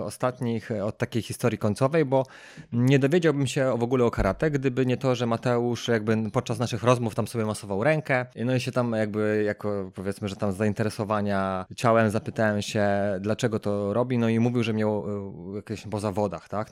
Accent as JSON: {"language": "Polish", "town": "Sochaczew", "region": "Masovian Voivodeship", "country": "Poland", "said": "ja z Sochaczewa jestem"}